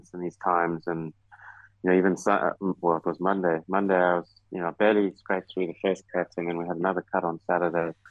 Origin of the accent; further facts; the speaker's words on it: South Africa; moved away as an adult; also born or lived in United States; now in United Kingdom; down in my home country